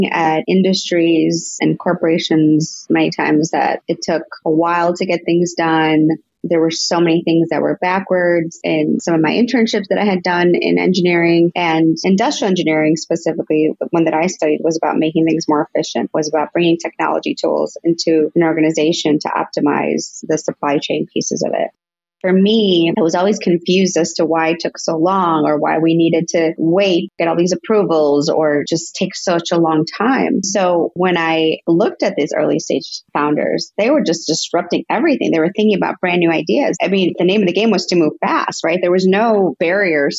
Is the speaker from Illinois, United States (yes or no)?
yes; suburb of Chicago, Illinois, United States; also born or lived in Cuernavaca, Mexico / Rogers Park, Chicago; I moved to the U.S. when I was 6 years old, and I lived in Rogers Park for a little bit and then moved out to just a suburb of Chicago.